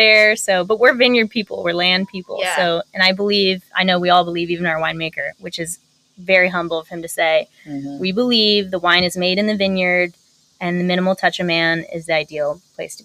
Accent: United States; accent: American; our American accent

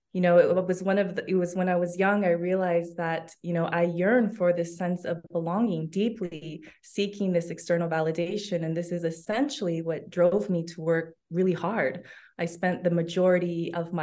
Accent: Los Angeles, California, United States; moved away as an adult; also born or lived in London, United Kingdom; now in Barcelona, Spain; I'm originally from Los Angeles, California

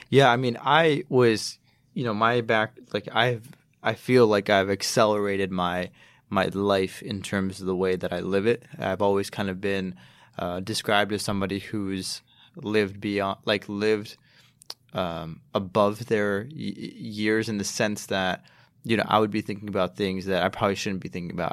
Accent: Chicago, Illinois, United States; I grew up in Chicago.

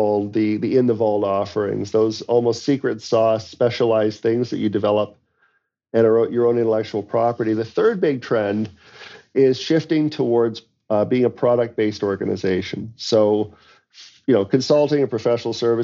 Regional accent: London, Ontario, Canada; I was a grocery store clerk in my hometown of London, Ontario

